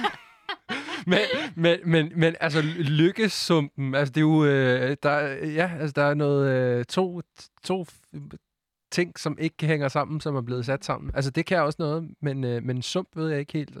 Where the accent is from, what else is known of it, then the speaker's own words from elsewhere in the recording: Sweden; Danish is a second language; now in Denmark; jeg er jo svensker